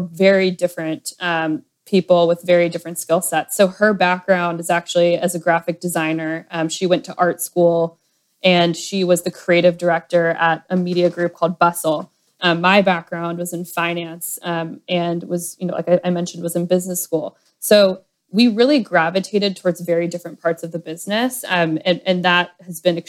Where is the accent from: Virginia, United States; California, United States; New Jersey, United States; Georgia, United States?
Georgia, United States; Atlanta; moved away as an adult; also born or lived in Nashville, Tennessee / New York City; I am from Atlanta originally